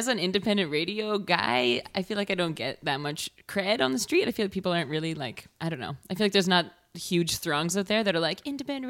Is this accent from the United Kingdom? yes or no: no; Toronto, Ontario, Canada; I'm actually technically from Toronto